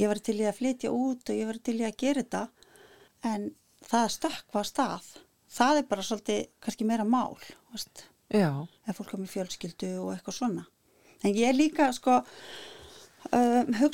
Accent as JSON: {"language": "Icelandic", "country": "Iceland", "said": "það sést ofti ekki að ég er Íslendingur"}